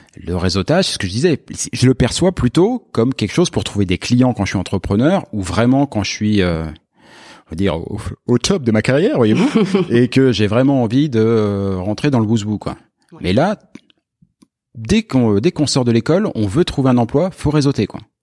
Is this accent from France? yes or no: yes; France; moved away as an adult; now in Quebec, Canada; comme moi, on vient de France